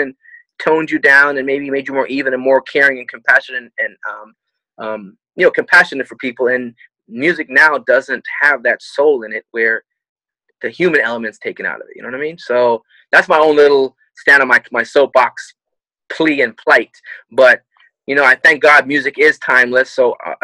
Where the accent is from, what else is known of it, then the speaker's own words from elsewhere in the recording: Canada; moved away; I'm Canadian